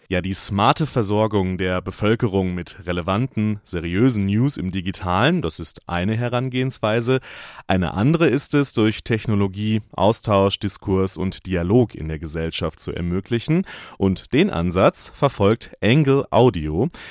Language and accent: German; North Rhine-Westphalia, Germany; meine Kindheit in Nordrhein-Westfalen